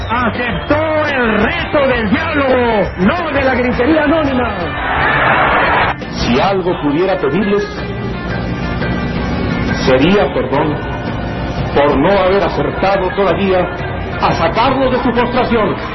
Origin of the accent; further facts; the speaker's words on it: Mexico; Mi confianza se basa en saber que una y otra vez los mexicanos hemos superado problemas.